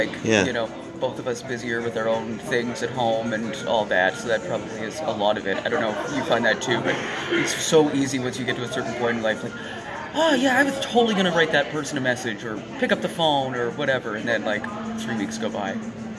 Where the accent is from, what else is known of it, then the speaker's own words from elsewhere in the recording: Moncton, New Brunswick, Canada; I grew up in Moncton.